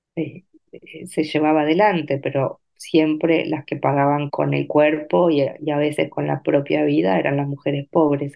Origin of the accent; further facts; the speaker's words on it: Entre Ríos, Argentina; moved away as an adult; also born or lived in Paraná; now in Buenos Aires, Argentina; nací, crecí, viví hasta los 17 años en un pueblo muy pequeño de la provincia de Entre Ríos